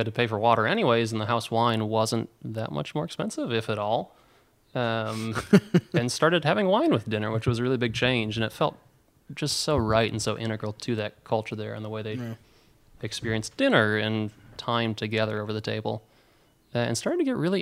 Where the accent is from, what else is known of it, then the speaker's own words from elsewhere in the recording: Orange City, Iowa, United States; moved away as an adult; I was from Orange City